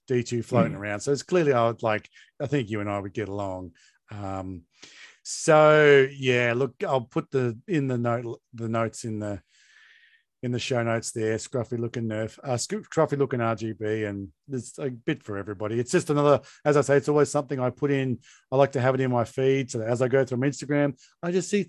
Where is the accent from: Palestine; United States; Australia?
Australia; Hobart, Tasmania; Because no. I grew up in Hobart.